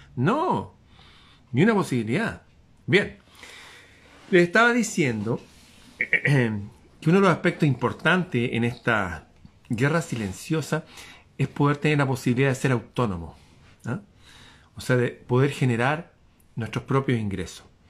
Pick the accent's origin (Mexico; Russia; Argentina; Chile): Chile